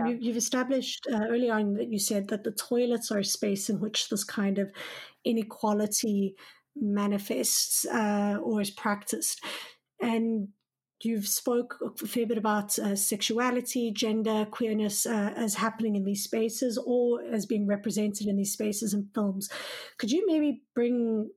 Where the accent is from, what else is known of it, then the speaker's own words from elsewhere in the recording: South Africa; I'm from South Africa myself